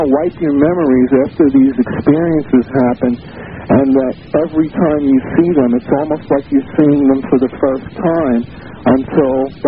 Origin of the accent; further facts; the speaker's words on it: New York City, New York, United States; I'm a native New Yorker. I'm 47 years old. I'm born and raised in Manhattan